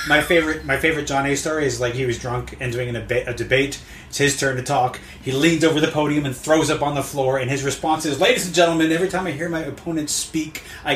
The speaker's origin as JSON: {"language": "English", "country": "Canada", "said": "There's interesting things about being Canadian and watching America."}